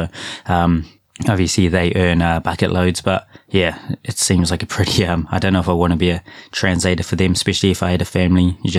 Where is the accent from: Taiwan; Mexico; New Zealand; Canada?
New Zealand; now in Japan; My growing up in New Zealand, my mum would speak Japanese to me. I'd reply in English, so my listening was always better than my reading, writing, speaking. But after uni, came over to Japan just to teach a bit of English